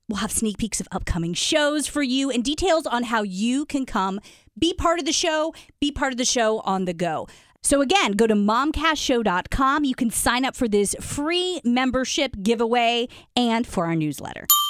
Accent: Decatur, Illinois, United States; my small town of only about eighty-five thousand people, um, Decatur

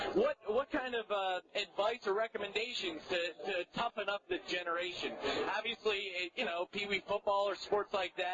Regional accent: Bethlehem, Pennsylvania, United States; I'm from Bethlehem, Pennsylvania, old steel town.

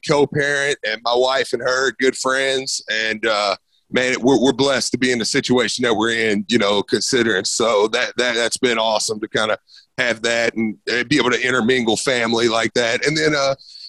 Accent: Shepherdsville, Kentucky, United States; I grew up, obviously, in Bullitt County in Shepherdsville. I mean, that's where I was pretty much born and raised

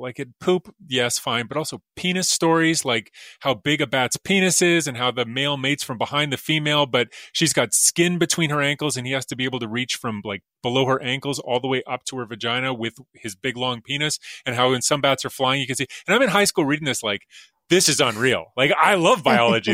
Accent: Alberta, Canada; I'm from Alberta like you are, and, uh, there's a lake up near Edmonton where I would go as a kid

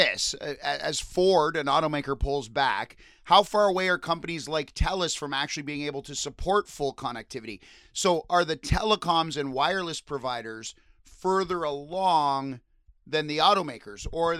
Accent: Windsor, Ontario, Canada; I come from Windsor

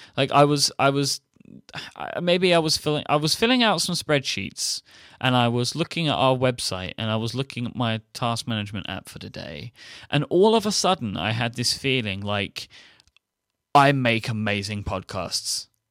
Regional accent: United Kingdom; being being a Brit

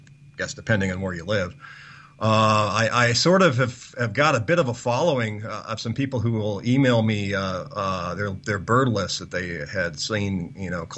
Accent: United States; being an American

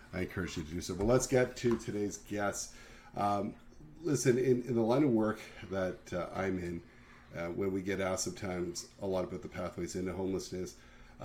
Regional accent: Niagara, Ontario, Canada; growing up in Niagara, I would have access to all the Buffalo stations

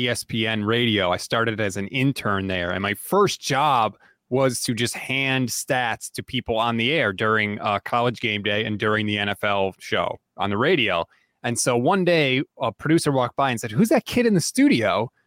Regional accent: East Coast, United States; born and raised on the East Coast

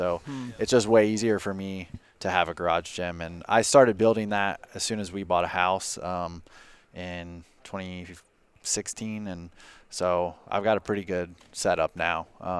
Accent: Independence, Kentucky, United States; I am from Independence, Kentucky.

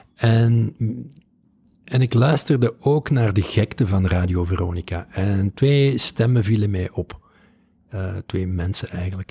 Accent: Balen, Flanders, Belgium; moved away as an adult; Dat is de Kempen, dat, dat, dat is de plek waar ik ben opgegroeid.

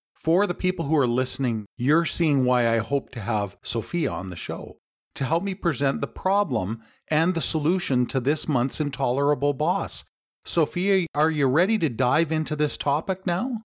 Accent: Canada; my home country

